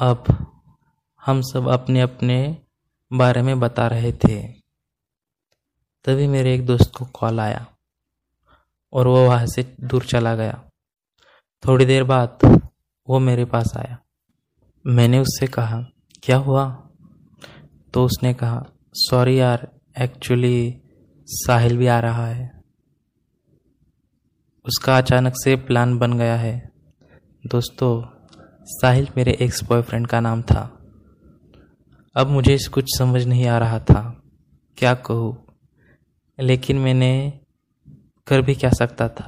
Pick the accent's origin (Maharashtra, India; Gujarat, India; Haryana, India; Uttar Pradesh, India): Gujarat, India; Ahmedabad; moved away as an adult; now in Hyderabad, India; मैं अहमदाबाद का रहने वाला हूँ और मेरी उम्र 25 साल है दोस्तों मैं एक वेब डेवलपर हूँ मैं पिछले दो सालों से हैदराबाद में शिफ्ट हुआ हूँ अहमदाबाद में मेरा बचपन स्कूल कॉलेज का समय बीता था